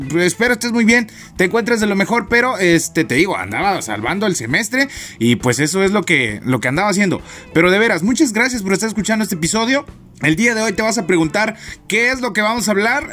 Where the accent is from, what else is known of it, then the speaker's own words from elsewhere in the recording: Matamoros, Chiapas, Mexico; moved away; yo soy de un pueblito, ¿no? Mi pueblito se llama Matamoros, este, Chiapas, México